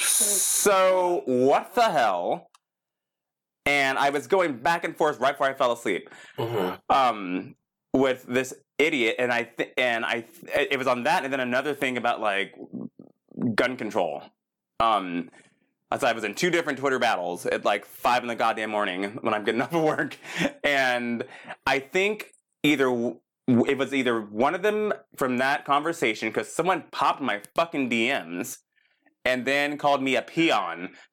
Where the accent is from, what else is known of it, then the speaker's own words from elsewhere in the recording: Palm Springs, California, United States; also born or lived in Texas; now in West Hollywood, United States; born in Texas, but moved to Palm Springs when I was very, very young